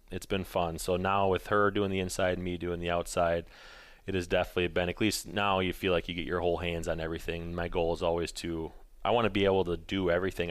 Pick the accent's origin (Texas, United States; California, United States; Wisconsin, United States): Wisconsin, United States; Colfax; also born or lived in Eau Claire, Wisconsin / Minneapolis, Minnesota; I grew up in Colfax, Menominee area, moved away, um, after I went to college